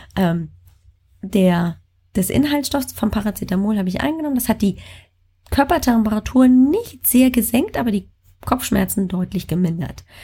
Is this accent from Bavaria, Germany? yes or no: yes; Bavaria, Germany; moved away; aus äh, meiner alten Heimat, also Bayern